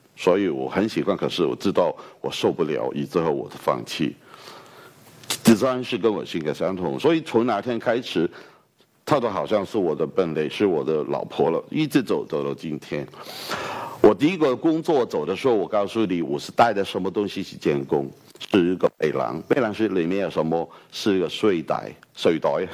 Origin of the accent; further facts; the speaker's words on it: Hong Kong; accent: Hong Kong-accented Mandarin; Chinese is a second language; 我来自香港的